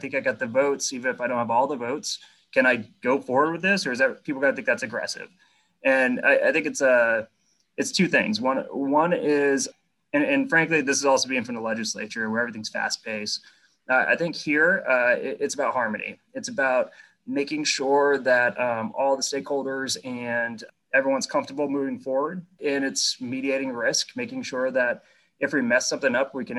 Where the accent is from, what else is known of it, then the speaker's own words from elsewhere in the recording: New England, United States; but frankly, I grew up in New England, right? Like we grew up watching the Patriots.